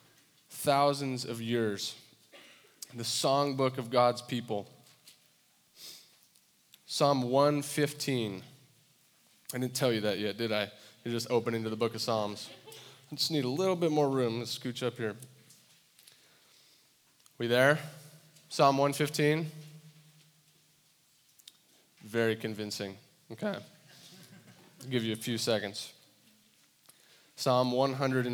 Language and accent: English; Santa Barbara, California, United States; moved away as an adult; now in Iowa, United States; I grew up in Santa Barbara, California